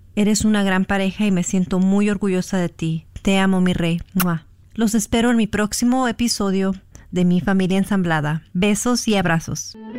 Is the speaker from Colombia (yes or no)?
no; California, United States; also born or lived in Mexico; Yo soy nacida en México, pero crecí en Estados Unidos, en California para ser exacta, de padres mexicanos.